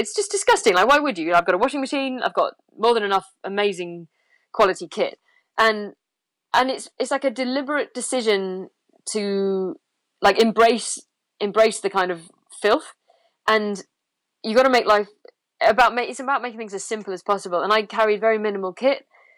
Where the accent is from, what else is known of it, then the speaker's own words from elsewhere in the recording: England, United Kingdom; yeah, for me, it's crisps because I'm English.